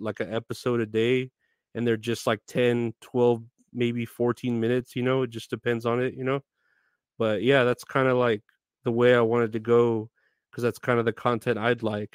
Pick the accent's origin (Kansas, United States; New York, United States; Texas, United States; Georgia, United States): Texas, United States; I'm from Texas. I've been born and raised here in Texas